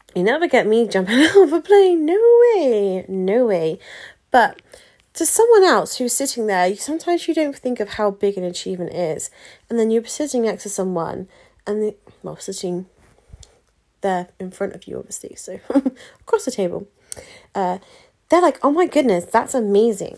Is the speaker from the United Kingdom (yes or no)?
yes; United Kingdom; we're very British as well, aren't we? In the UK